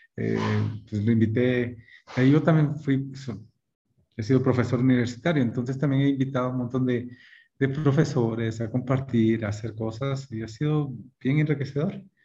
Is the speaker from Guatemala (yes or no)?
yes; Guatemala; moved away as an adult; also born or lived in Michigan, United States; regresar a Guatemala